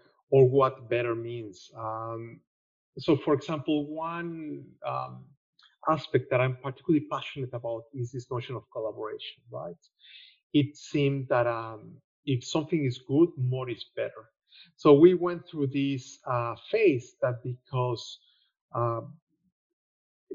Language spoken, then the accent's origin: English; Mexico; moved away as an adult; now in Australia; I'm Mexican. That will explain a lot of things, including my accent